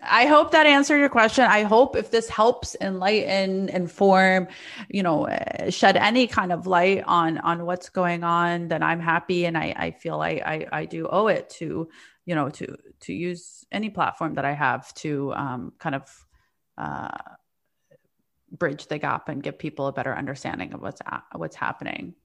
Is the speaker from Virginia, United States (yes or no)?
no; the South, Alabama, United States; also born or lived in Palestine; now in New York, United States; I grew up in the South